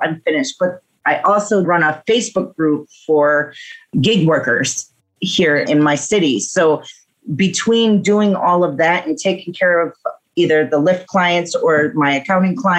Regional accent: Milwaukee, Wisconsin, United States; I am from Milwaukee, Wisconsin, and I do a multiple of things, including rideshare in my state

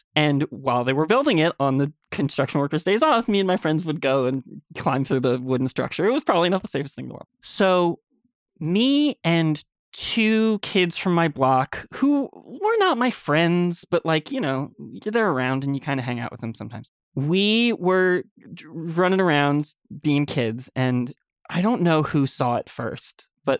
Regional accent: New York, United States; I grew up in Westchester, New York, and my house was sort of on a cul-de-sac pretty far into the woods.

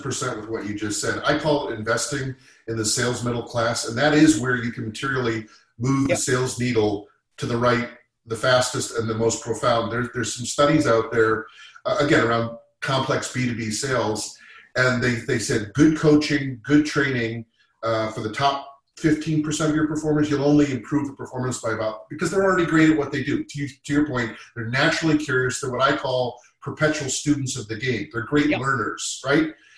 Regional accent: Massachusetts, United States; also born or lived in Boston; I'm from Massachusetts I went to college in Boston I lived in Boston for 12 years

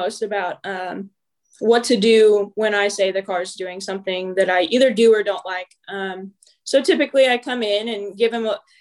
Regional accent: Illinois, United States; we're from Illinois

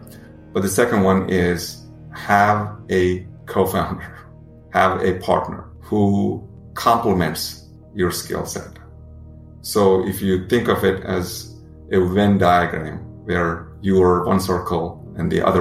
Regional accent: India; moved away; when I was growing up in India

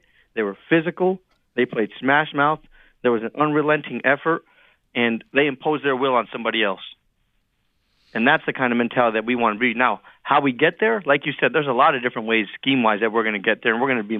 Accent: Northeast, United States; and my wife is a Temple alum. Mm. And so there was a lot of personal ties, and we're both from the Northeast.

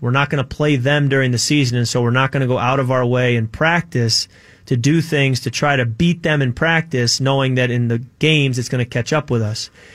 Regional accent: Chicago, Illinois, United States; moved away; also born or lived in Michigan; I grew up in Chicago

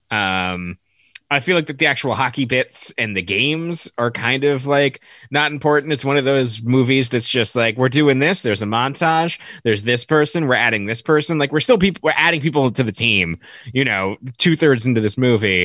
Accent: Las Vegas, Nevada, United States; also born or lived in Los Angeles area; now in Los Angeles, United States; growing up in Vegas, me and my brother loved hockey

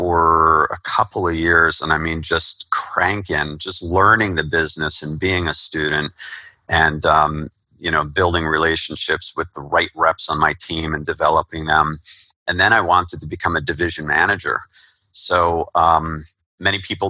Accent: Somerset, New Jersey, United States; I would really like to move back home to my hometown of Somerset, New Jersey.

